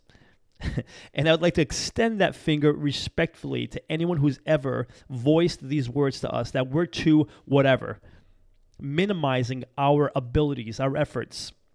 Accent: Massachusetts, United States; moved away; I'm from back there. I'm from Massachusetts.

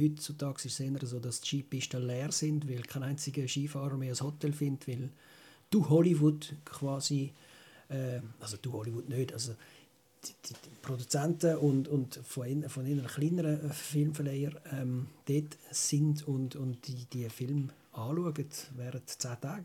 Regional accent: Switzerland; als Schweizer

